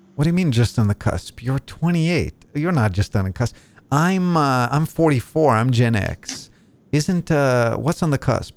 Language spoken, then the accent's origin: English; Israel; accent: Israeli; first language Hebrew; English is a second language; moved away as an adult; now in Spokane, United States; my natural born language is Hebrew